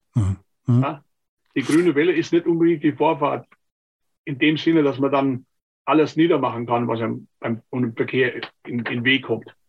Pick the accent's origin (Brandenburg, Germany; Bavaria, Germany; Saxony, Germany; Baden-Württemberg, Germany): Bavaria, Germany; Obersinn; moved away; ich gebürtig bin aus dem Sinngrund, also aus der mein Spessart-Ecke